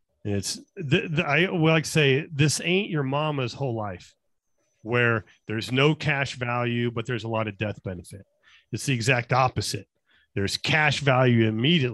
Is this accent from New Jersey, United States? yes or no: no; Las Vegas, Nevada, United States; I'm born and raised in Las Vegas